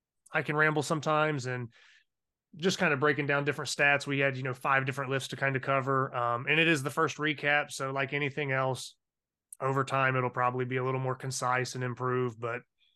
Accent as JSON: {"language": "English", "region": "Ohio", "country": "United States", "moved": "yes", "said": "I'm originally from Ohio."}